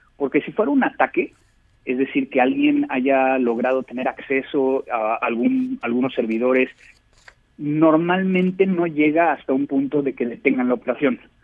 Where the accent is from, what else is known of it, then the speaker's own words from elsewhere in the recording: Mexico; como mexicanos